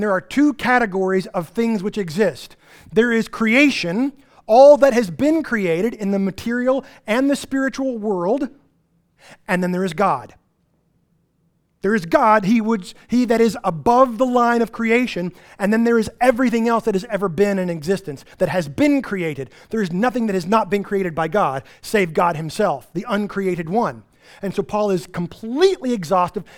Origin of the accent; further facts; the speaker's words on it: Texas Panhandle, United States; I grew up in the Texas Panhandle